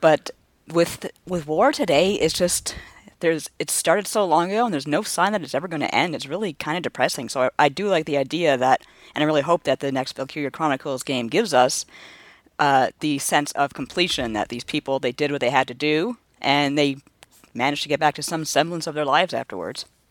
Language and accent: English; Canada; I'm born and raised in Canada